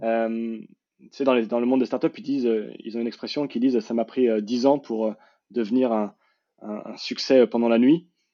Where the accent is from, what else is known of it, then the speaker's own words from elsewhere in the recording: Paris, Île-de-France, France; je suis parisien born and raised